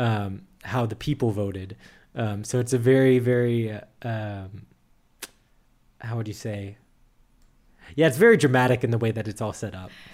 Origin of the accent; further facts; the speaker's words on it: United States; moved away as an adult; now in Germany; as an American. Even though I've lived in Germany for more than a year now, a year and a half